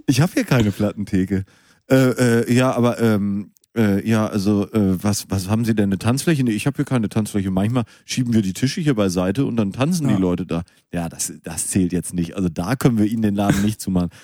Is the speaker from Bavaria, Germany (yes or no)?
no; Münster, North Rhine-Westphalia, Germany; moved away; Ich bin in Münster geboren